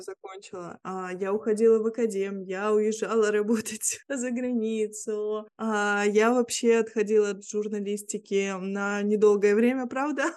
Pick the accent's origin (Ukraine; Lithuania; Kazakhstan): Lithuania; Vilnius, Vilnius County; first language Russian; я живу в Вильнюсе, в Литве, а, здесь родилась